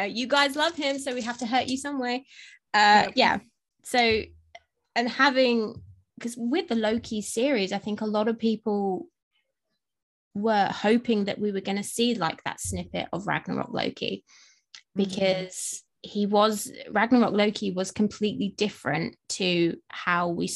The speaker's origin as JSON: {"language": "English", "region": "England", "country": "United Kingdom", "said": "I'm English as well"}